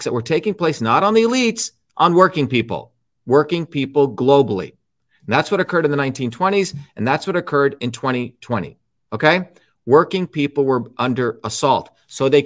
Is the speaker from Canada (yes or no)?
no; India; moved away; I grew up in India